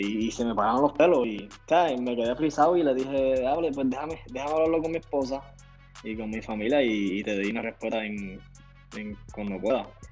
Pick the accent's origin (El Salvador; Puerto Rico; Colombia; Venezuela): Puerto Rico; yo soy puertorriqueño, nací en Puerto Rico